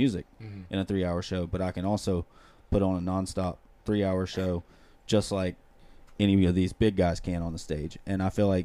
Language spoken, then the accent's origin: English; hometown of …, North Carolina, United States; I come from a very small town, 1,200 people, but we got some famous people that come from there. So, the …, from my hometown